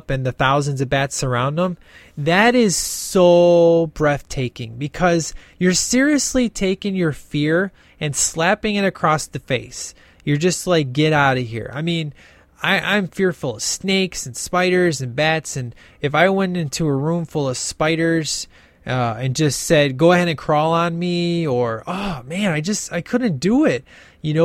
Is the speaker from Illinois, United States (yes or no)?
yes; Illinois, United States; I'm from Illinois